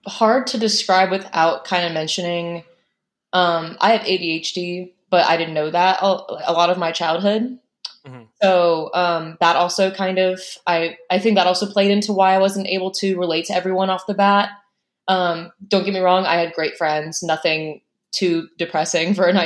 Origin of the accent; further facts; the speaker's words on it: Plain City, Ohio, United States; also born or lived in Indiana; My father transferred jobs and we moved to Ohio, to Plain City